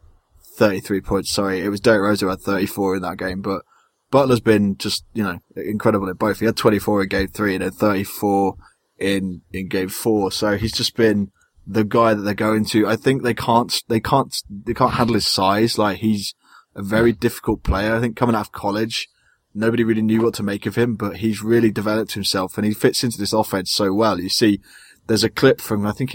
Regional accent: United Kingdom; being British

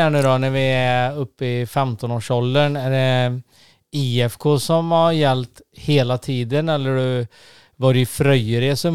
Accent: Tidaholm, Västra Götaland, Sweden; Jag är urtida holmare.

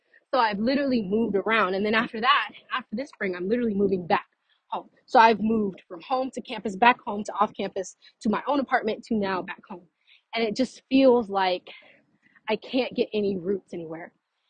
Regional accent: Texas, United States; also born or lived in Louisiana / Florida; now in Fort Myers, United States; So we moved from Louisiana to Texas, and then Texas, we lived in one spot for quite a long time.

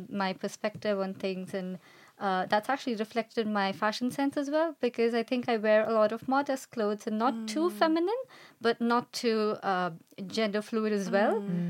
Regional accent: India; So I'm from India

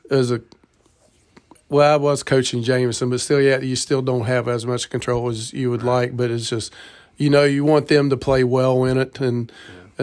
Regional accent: Ripley, United States; we're both from Ripley and love Ripley and love being here and families here

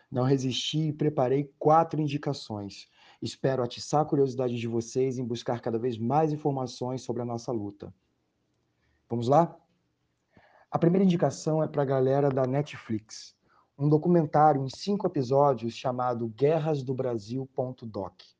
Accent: Rio de Janeiro, Brazil; sou indígena em contexto urbano, nascido e criado no Rio de Janeiro

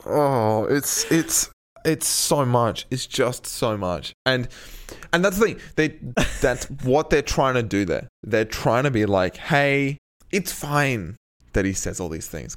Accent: Australia; we're Australian

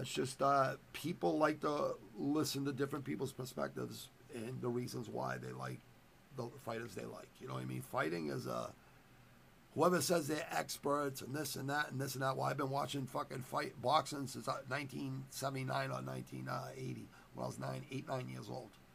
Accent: United States; I was born in America

